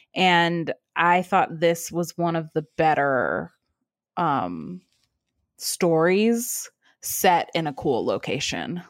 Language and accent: English; Cleveland, Ohio, United States; I grew up in Cleveland too